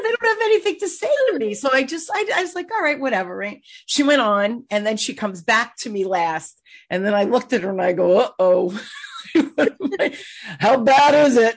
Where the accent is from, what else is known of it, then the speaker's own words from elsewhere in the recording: Newark, New Jersey, United States; I grew up in Newark